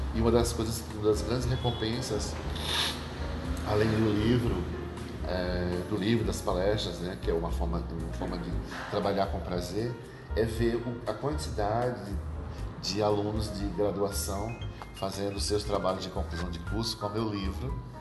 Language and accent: Portuguese; Paraíba, Brazil; now in São Paulo, Brazil; Sou paraibano de nascimento e registro